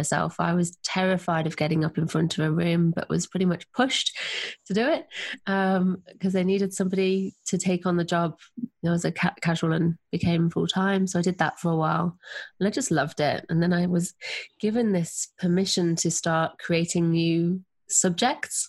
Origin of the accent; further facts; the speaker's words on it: Nottingham, East Midlands, United Kingdom; accent: English; moved away as an adult; also born or lived in Sydney, Australia; now in Southern Highlands, Australia; I'm English. I grew up in Nottingham in England, and I moved to Australia